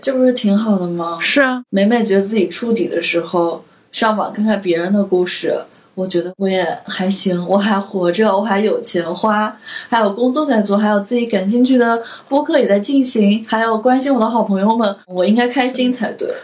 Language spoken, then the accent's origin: Chinese; China; 我们是中国的小孩儿， 而且是独生子女